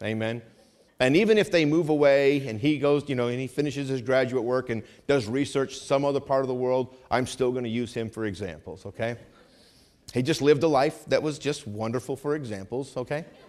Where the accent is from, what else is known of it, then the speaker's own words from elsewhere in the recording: New England, United States; I grew up in New England